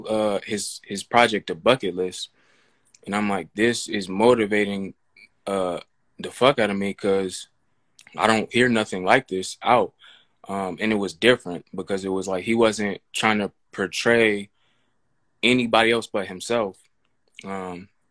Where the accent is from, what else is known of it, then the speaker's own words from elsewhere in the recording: Sacramento, California, United States; moved away as an adult; now in Atlanta, United States; I'm from Sacramento, California